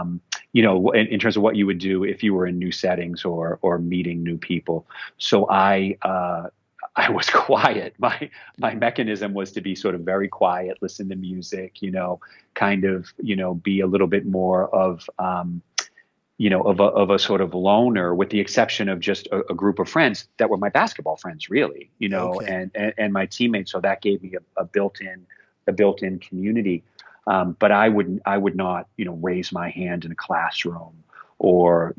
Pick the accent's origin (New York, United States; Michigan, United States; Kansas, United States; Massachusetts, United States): Massachusetts, United States; a suburb of Boston; I grew up in Massachusetts in a suburb of Boston in the 1970s and 80s